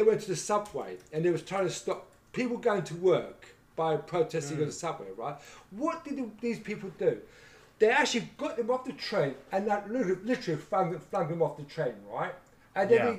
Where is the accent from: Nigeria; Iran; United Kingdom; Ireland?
United Kingdom; London; as a Londoner